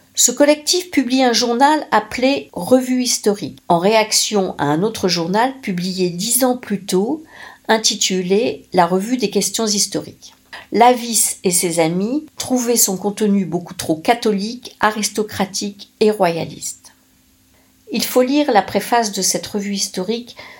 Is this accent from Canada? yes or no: no; the Nord, Hauts-de-France, France; chez moi dans le Nord